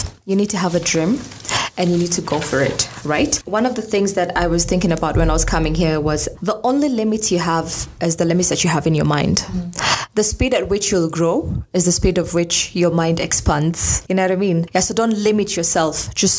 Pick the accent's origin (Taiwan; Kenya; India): Kenya; Garbatula, Isiolo County